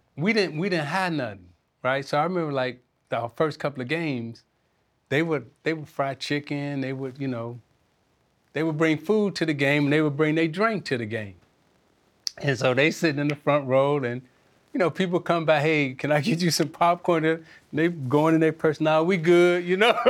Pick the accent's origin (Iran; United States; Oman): United States; Chicago, Illinois; I'm from Chicago